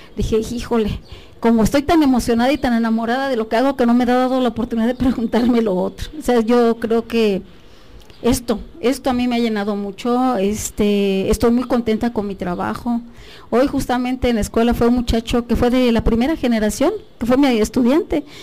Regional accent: Tlapa de Comonfort, Guerrero, Mexico; es originaria de la región de la montaña, soy de Tlapa de Comonfort. Em, ahí estudié desde el kinder

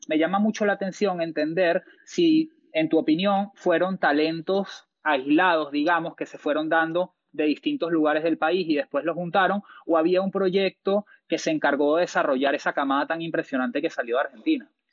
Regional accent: Venezuela; soy venezolano

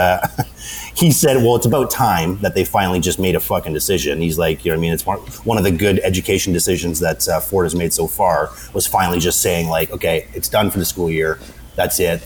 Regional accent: Toronto, Ontario, Canada; I grew up in Toronto, so it's pretty multi fucking cultural society

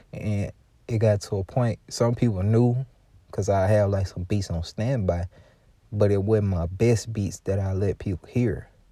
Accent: Louisiana, United States; I'm from Louisiana and, um, I'm from a part of Louisiana

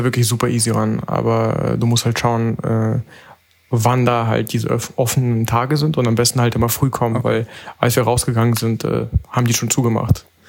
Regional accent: Berlin, Germany; ich komme aus Berlin

